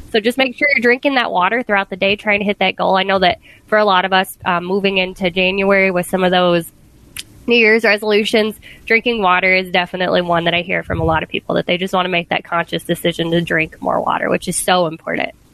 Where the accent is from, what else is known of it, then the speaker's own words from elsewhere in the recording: the South, United States; moved away; I grew up in the South where, you know, sweet tea was the thing